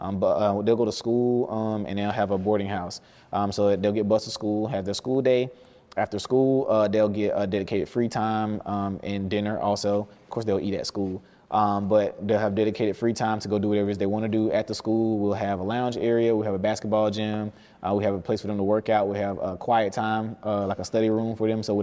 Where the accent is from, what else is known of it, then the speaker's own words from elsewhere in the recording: Albany, Georgia, United States; I'm from Albany, Georgia.